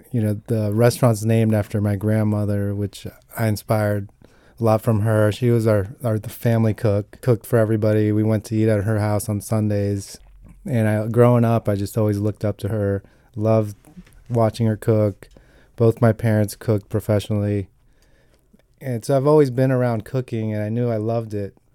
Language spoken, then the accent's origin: English; Italy; moved away as an adult; now in Washington, D.C. area, United States; Growing up in Italy